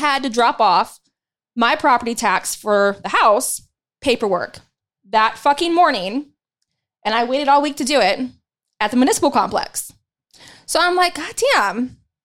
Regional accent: Dayton, Ohio, United States; moved away; my hometown in, in Dayton, Ohio

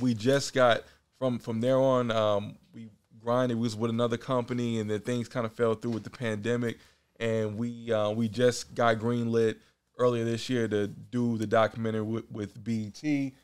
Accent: Oakland, California, United States; moved away as an adult; also born or lived in Richmond, California / New York; now in Los Angeles, United States; Born and raised Oakland, California. Now I live in L A.

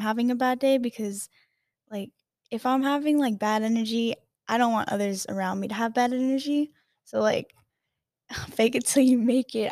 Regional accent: Hawaii, United States; moved away; I grew up in Hawaii

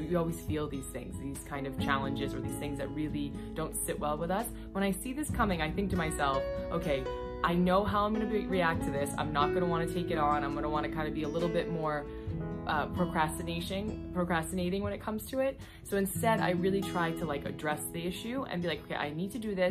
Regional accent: United States; being an American like myself

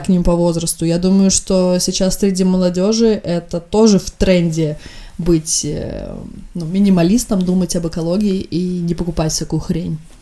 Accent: Estonia; я из Эстонии

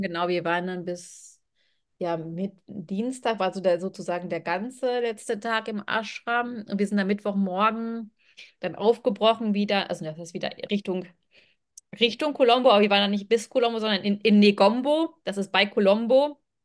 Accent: Germany; von Germany

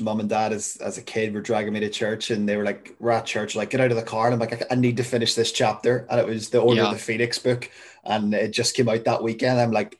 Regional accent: United Kingdom; Being British, I make tea. I don't make coffee.

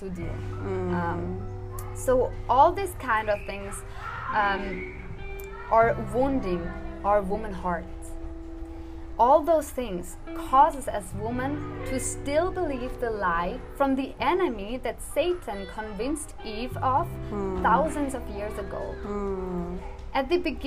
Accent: Switzerland; I'm from Switzerland, and I'm 24 years old

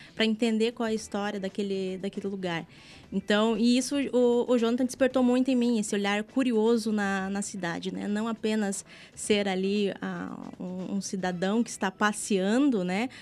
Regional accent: Antonina, Paraná, Brazil; Eu sou de Antonina, aqui no litoral do Paraná

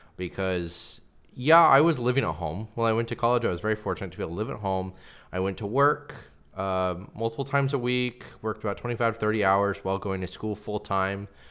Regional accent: Pacific Northwest, United States; I grew up here in the Pacific Northwest.

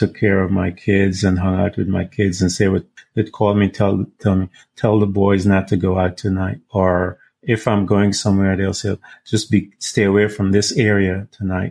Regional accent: Florida, United States; I'm from Florida

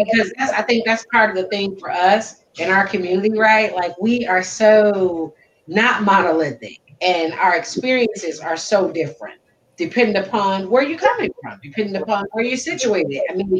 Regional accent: the North, United States; I guess, could be a stereotype, like the fact that I'm from the North.

